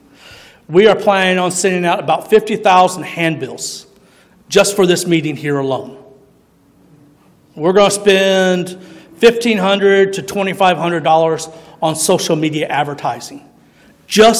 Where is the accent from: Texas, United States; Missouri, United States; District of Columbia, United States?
Missouri, United States; I was born in Missouri